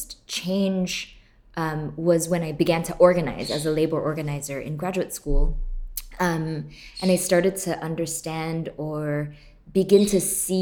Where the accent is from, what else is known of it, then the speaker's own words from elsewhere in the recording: Singapore; moved away as an adult; now in United States; I grew up in Singapore, born and raised, and left to the US when I was 19.